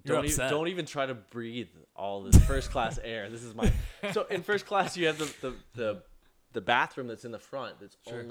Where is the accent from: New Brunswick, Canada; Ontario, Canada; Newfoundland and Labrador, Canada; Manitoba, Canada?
Newfoundland and Labrador, Canada; moved away; I'm originally from Newfoundland.